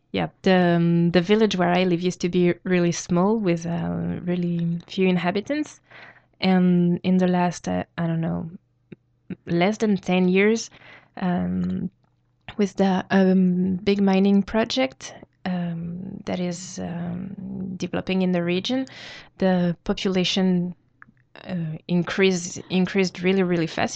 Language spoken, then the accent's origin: English; New Caledonia; I come from New Caledonia